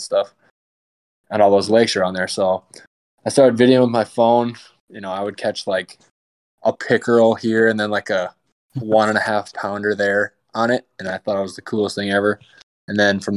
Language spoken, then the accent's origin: English; Wisconsin, United States; moved away as an adult; also born or lived in Virginia / Minnesota; I am from Wisconsin originally, so a lot of great fishing there too